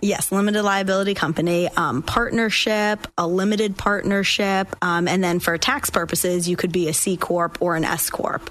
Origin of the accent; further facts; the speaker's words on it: Boston, Massachusetts, United States; moved away as an adult; also born or lived in Washington, District of Columbia, United States; now in Florida, United States; I grew up in Boston, Massachusetts, and I went to law school at GW in DC.